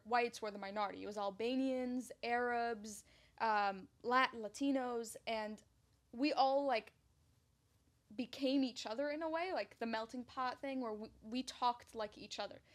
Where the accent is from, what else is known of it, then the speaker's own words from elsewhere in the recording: New York City, New York, United States; also born or lived in Egypt; So I grew up in Ridgewood, Queens, and I had moved. We when we moved from Egypt, that's where I grew up